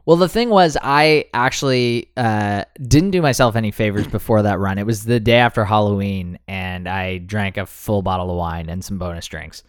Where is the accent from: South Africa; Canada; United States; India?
Canada; we're Canadian